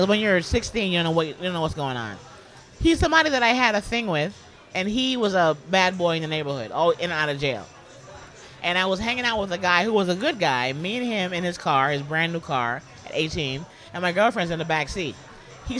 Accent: New York City, New York, United States; moved away as an adult; also born or lived in Los Angeles, United States; Born and raised in the Bronx

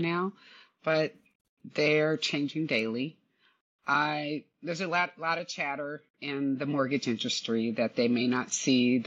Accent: California, United States; I'm basically born and raised in California

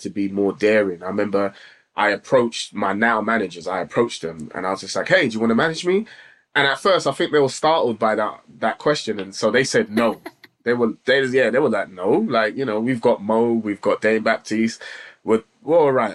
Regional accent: London, United Kingdom; also born or lived in Islington; I was born and lived in Islington for like 4 years before I actually moved to Tottenham.

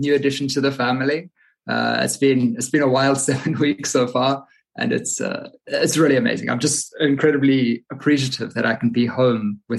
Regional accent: Pietermaritzburg, KwaZulu-Natal, South Africa; moved away as an adult; also born or lived in London; now in Poland; Yeah, so I was born in Pietermaritzburg, which is near Durban on the east coast of South Africa. I was born and raised there and I left when I was 21. So I moved to London at 21

